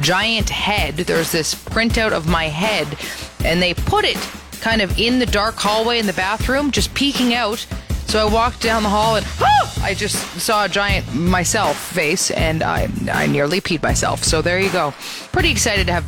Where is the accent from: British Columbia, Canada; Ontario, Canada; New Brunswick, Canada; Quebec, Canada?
Ontario, Canada; Brampton; moved away as an adult; now in Calgary, Canada; Brampton, my hometown